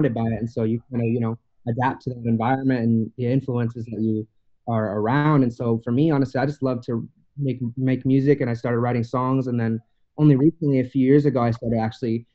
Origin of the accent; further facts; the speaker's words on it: Meridian, Idaho, United States; also born or lived in Fort Hood, Texas / Maui, Hawaii; now in Eagle, United States; we moved to Boise, to Meridian, Idaho, which is right outside